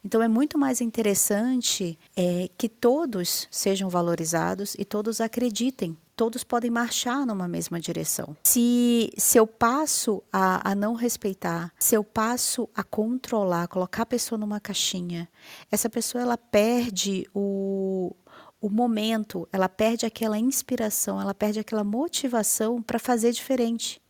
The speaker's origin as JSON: {"language": "Portuguese", "town": "Manaus", "region": "Amazonas", "country": "Brazil", "tie": "born or raised there", "moved": "yes", "lives_now": "Curitiba, Brazil", "said": "nasci em Manaus, mas estou em Curitiba"}